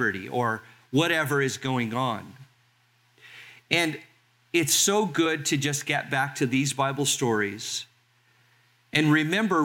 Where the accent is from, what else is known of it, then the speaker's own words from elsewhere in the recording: Los Angeles, California, United States; also born or lived in Carson, California; now in Albany, United States; growing up in Los Angeles, about 20, 30 minutes from my house was Sunset Strip, Hollywood.